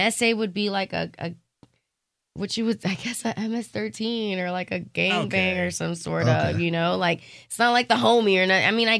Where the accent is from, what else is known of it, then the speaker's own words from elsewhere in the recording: United States; I was born here, right? But my mother was from El Salvador. My father was from Colombia. They met here. And so, I'm fucking American. I've never even left the country. But, I mean, I could say I'm Hispanic.